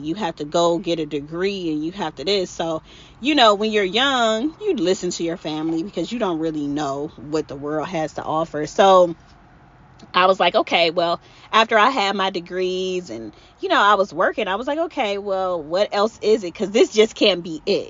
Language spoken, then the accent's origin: English; Cleveland, Ohio, United States; I'm originally from Cleveland, Ohio